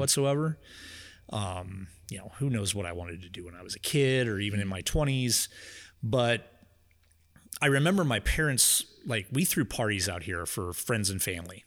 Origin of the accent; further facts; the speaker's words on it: Louisville, United States; I was born and raised in Louisville